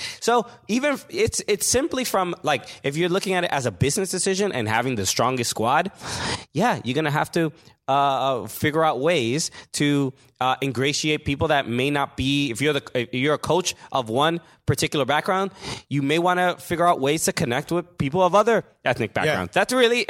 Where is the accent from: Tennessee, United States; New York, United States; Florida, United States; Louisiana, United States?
New York, United States; We're talking about it, and I grew up around Mexican people